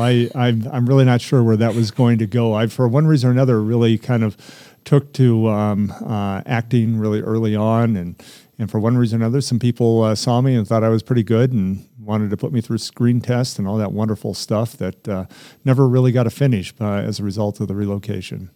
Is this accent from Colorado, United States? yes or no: yes; Littleton, Colorado, United States; also born or lived in Huntington Beach, California; I'm from Littleton. As I'm an old Littleton guy, and grew up for most of my years here.